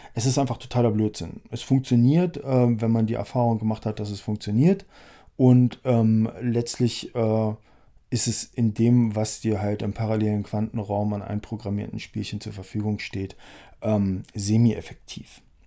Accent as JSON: {"language": "German", "region": "Harz", "country": "Germany", "said": "der kommt aus dem Harz, wo ich herkomme"}